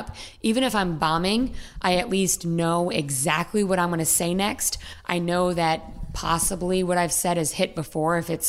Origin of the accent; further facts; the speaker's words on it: Charlestown, Rhode Island, United States; I am from Charlestown, Rhode Island.